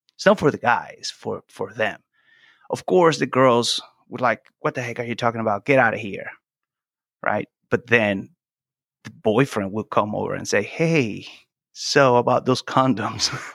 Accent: Venezuela; first language Spanish; English is a second language; moved away as an adult; also born or lived in Italy / Brazil; now in United States; I'm from Venezuela

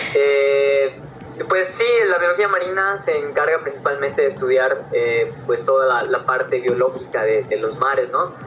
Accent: Yucatán, Mexico; yo soy de Yucatán

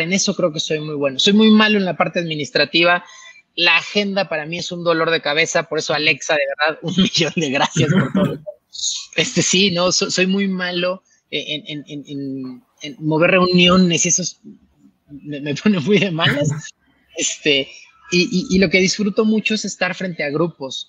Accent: Chiapas, Mexico; moved away; yo soy de Chiapas

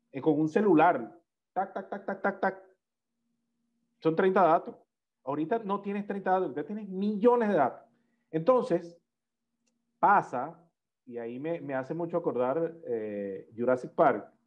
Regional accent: Venezuela; nosotros los venezolanos. nosotros como venezolanos es

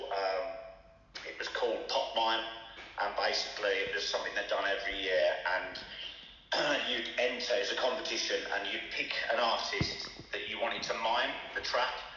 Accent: Crawley, South East England, United Kingdom; now in Birmingham, United Kingdom; where I was from, am from in Crawley

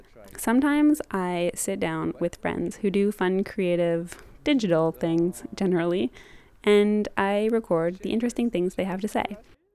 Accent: Canada; Growing up in Canada in the 90s

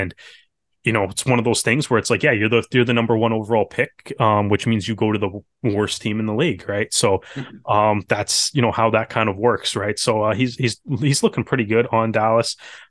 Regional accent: Canada; fascinating team to kind of watch as a Canadian fan

